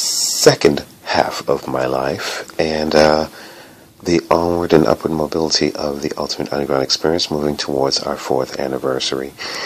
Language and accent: English; New York City, New York, United States; broadcasting to you from my hometown of New York City.